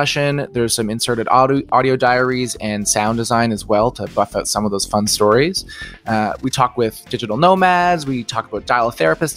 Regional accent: Halifax, Nova Scotia, Canada; I'm from Halifax, Nova Scotia, Canada.

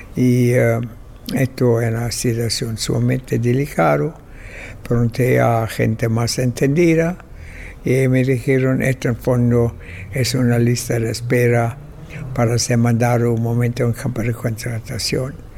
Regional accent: Berlin, Germany; now in Chile; nací en Alemania, en Berlín, en 1921 y eh, en 1948 emigré a Chile y ahí vivo desde entonces.

